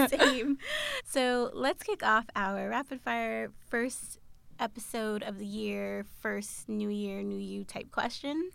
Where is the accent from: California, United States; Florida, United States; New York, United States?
New York, United States; New York City; I grew up in Queens